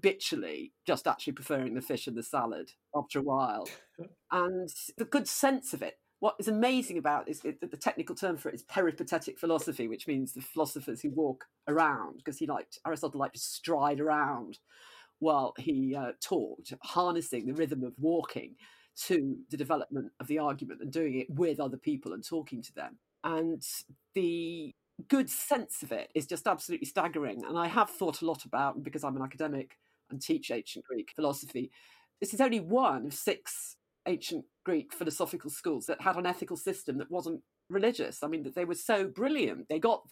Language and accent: English; Nottingham, East Midlands, United Kingdom; I was brought up in Nottingham in this very Christian house.